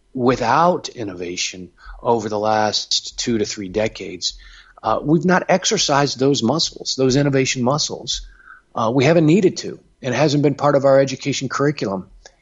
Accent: Cincinnati, Ohio, United States; I grew up more or less in the Midwest, Cincinnati.

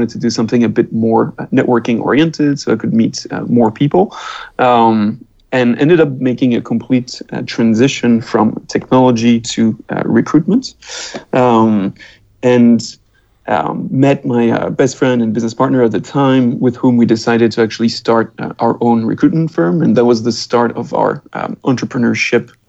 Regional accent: France; also born or lived in United Kingdom / United States / Canada; now in Singapore; I'm originally from France, but I've lived in the UK as well. I've lived in the US, lived in Canada.

